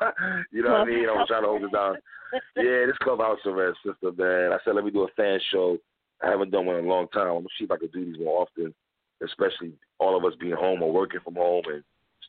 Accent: New York City, New York, United States; now in Florida, United States; from New York, but I live in Florida. I'm from New York, but I live in Florida now. I'm from Brooklyn.

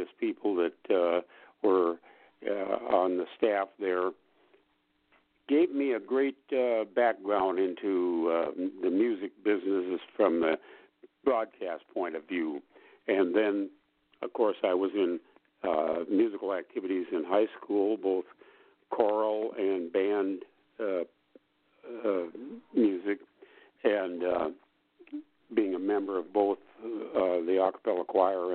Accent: Watertown, South Dakota, United States; also born or lived in Hazel, South Dakota; I grew up in South Dakota

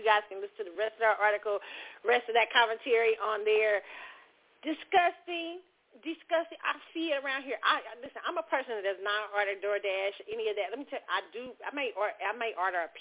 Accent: Kansas City, United States; moved away; my favorite places in Kansas City when I go home

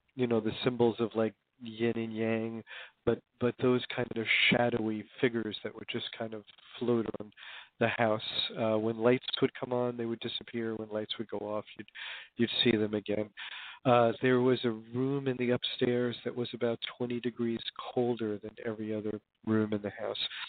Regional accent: Hoboken, New Jersey, United States; I actually I grew up in Hoboken, New Jersey, back in the days when it was a kind of traditional blue-collar town

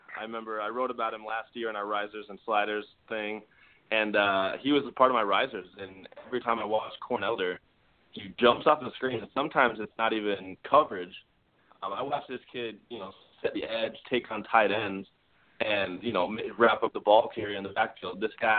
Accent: Boulder, Colorado, United States; my hometown Buffaloes have some legit NFL prospects

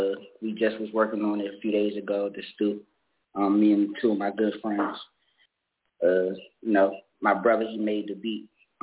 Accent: Washington, District of Columbia, United States; I'm from Washington, D.C., southeast side

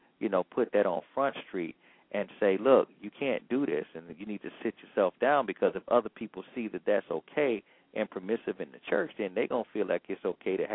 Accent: Georgia, United States; I'm from Georgia

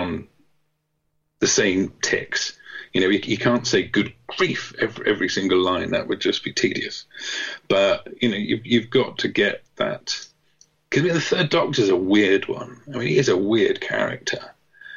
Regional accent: England, United Kingdom; I'm English

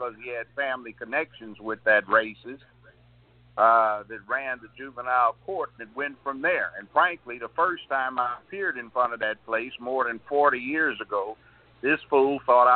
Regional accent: Los Angeles, California, United States; moved away as an adult; now in Tennessee, United States; I didn't grow up in the South. I grew up in Los Angeles, kindergarten all the way through law school

